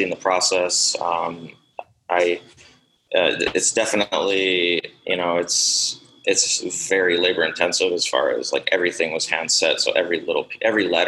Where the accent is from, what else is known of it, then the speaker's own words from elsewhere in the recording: Madison, United States; also born or lived in Minneapolis–Saint Paul, Minnesota / San Francisco, California; now in Bismarck, United States; I grew up in Madison